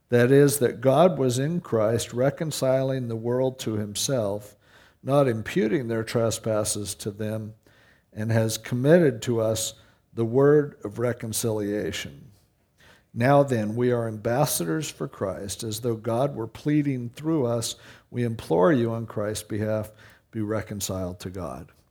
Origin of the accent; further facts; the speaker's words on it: Stanton, United States; Because I compare it to growing up in Stanton, you know.